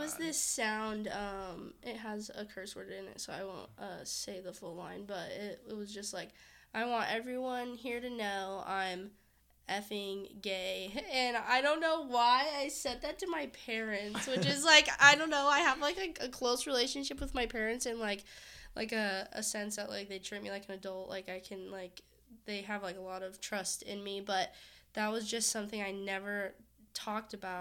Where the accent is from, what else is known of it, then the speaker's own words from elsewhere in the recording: Orange County, California, United States; I'm from Orange County